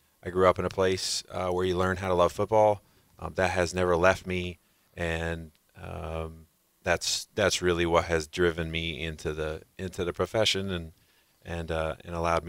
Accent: Ohio, United States; I was from Northeast Ohio, so Cincinnati really wasn't a part of it either.

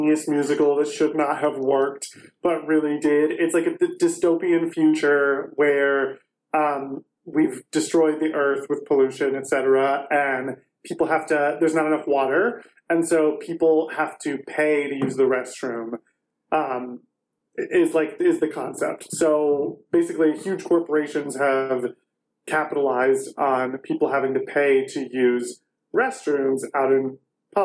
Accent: Sandusky, Ohio, United States; I'm from Sandusky

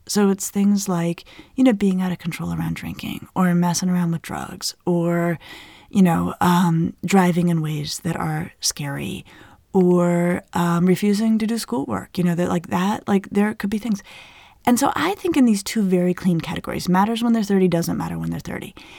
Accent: Colorado, United States; I grew up in Colorado in the Southwest

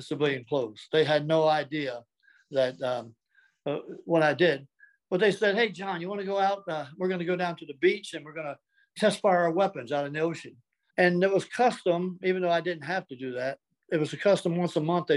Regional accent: Delaware, United States; Well, I was born in Delaware. I was a seventh of an eighth child.

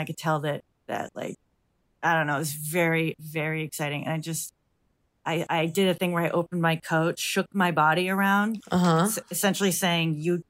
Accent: United States; I'm American.

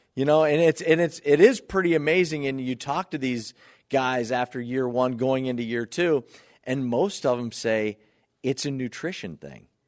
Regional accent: Northeast Ohio, United States; now in Buffalo, United States; growing up in Northeast Ohio

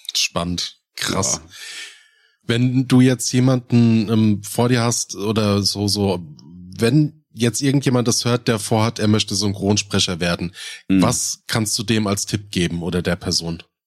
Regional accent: Rhein-Main, Hesse, Germany; accent: Rhein-Main-Hessisch; ich kriege meinen Dialekt nicht los. Und ich habe halt mit einem der komischsten ist halt bei mir dieses Rhein-Main-Hessisch

